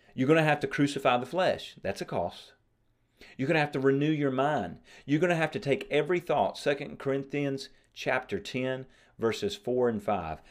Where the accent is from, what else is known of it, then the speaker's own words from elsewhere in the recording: United States; I'm an American